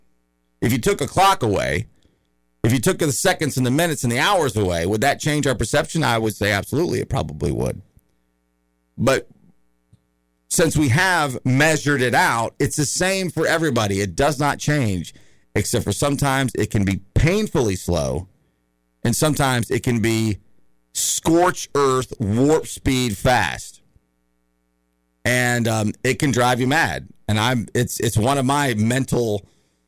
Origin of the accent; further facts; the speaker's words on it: the South, United States; I grew up in the South and I've been around a lot of redneck yahoos